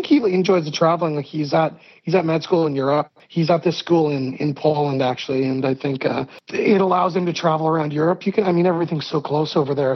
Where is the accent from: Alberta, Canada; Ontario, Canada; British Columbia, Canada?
Ontario, Canada; Hamilton; I was born in Hamilton, Ontario, which is this kind of steel city town